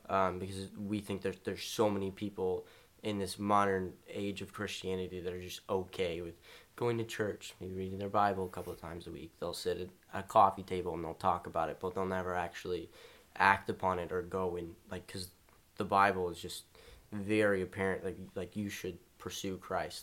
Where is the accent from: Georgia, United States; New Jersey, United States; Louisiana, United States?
Louisiana, United States; Shreveport; I'm from Shreveport, Louisiana